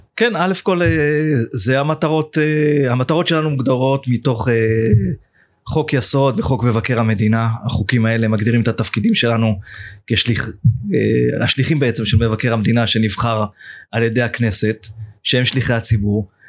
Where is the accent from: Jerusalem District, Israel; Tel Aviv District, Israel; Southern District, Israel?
Jerusalem District, Israel; Jerusalem; now in Dolev; ואני ירושלמי, אני בא ממשפחה ירושלמית